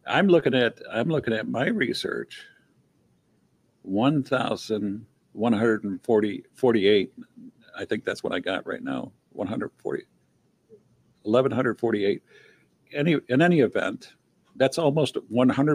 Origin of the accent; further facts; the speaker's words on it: Michigan, United States; I'm from Michigan